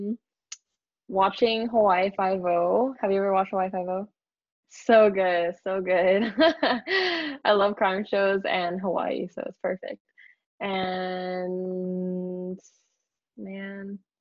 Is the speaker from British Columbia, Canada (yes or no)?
yes; Coquitlam, British Columbia, Canada; I'm from Coquitlam, BC